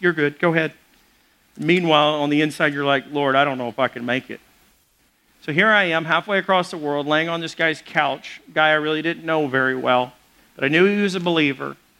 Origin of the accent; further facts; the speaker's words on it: Little Rock, Arkansas, United States; growing up in Little Rock, Arkansas